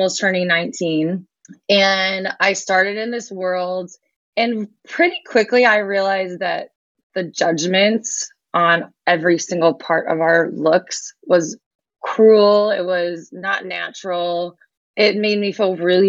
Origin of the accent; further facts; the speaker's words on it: Michigan, United States; I grew up in Michigan